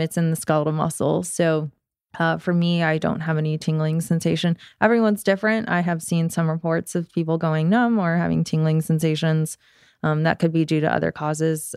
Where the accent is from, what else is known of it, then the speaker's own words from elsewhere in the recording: Georgia, United States; I grew up here in Georgia